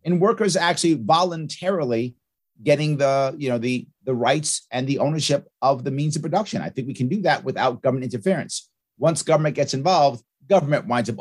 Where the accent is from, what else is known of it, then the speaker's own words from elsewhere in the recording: New York City, New York, United States; Born and raised in New York City. I now live in Queens